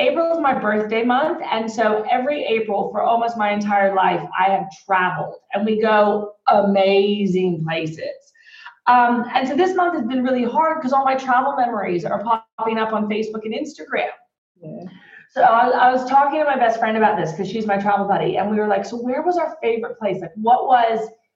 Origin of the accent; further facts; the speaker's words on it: Texas, United States; also born or lived in Australia; We both speak Spanish, right? We grew up in Texas